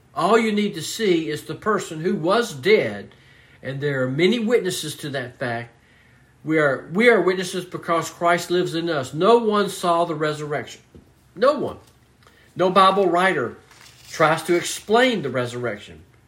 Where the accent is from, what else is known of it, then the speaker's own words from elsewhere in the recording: Mobile, Alabama, United States; I was born and raised in Mobile, Alabama